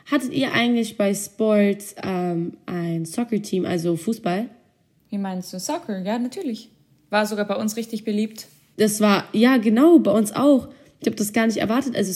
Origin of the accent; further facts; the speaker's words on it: California, United States; Ich war nämlich aus Kalifornien. Also, da ich in Kalifornien war, gab es bei uns halt den Surfclub.